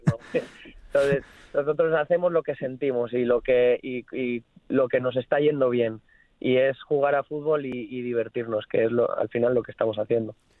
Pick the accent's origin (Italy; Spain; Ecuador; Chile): Spain; Nules, Valencian Community; now in England; toda mi gente allí en, mi pueblo, Nules